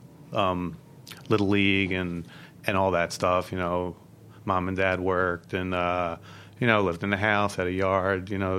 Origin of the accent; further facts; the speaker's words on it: Philadelphia, Pennsylvania, United States; So I'm actually from like the northeast area, and that's like basically the burbs.